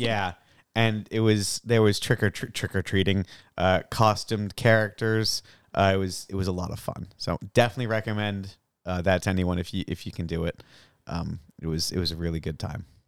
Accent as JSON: {"language": "English", "town": "Salem", "region": "Massachusetts", "country": "United States", "said": "I'm from Salem"}